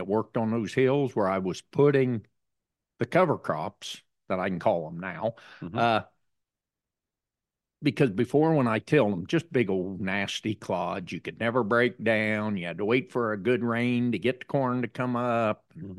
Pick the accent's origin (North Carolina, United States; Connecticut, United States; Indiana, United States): Indiana, United States; Greensburg; I'm Greensburg, Indiana.